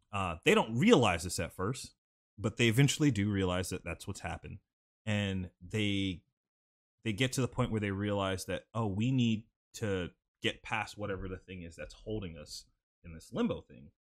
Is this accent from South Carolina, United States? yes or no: yes; Sumter, South Carolina, United States; I was born in Sumter, South Carolina.